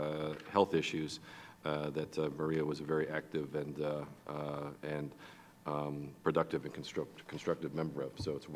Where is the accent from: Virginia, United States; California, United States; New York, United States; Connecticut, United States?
California, United States; San Francisco; moved away; San Francisco, yay, my hometown